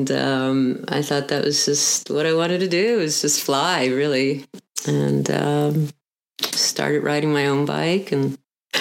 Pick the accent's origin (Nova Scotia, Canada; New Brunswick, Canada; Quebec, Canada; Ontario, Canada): Quebec, Canada; outside of Montreal; also born or lived in Uruguay / Colorado; now in Texas, United States; Originally born in Uruguay and went to school in Canada outside of Montreal, moved to Texas